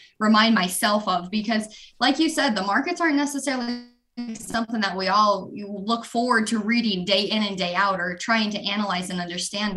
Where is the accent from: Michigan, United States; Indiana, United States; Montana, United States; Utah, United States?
Montana, United States; southern; born and raised in Montana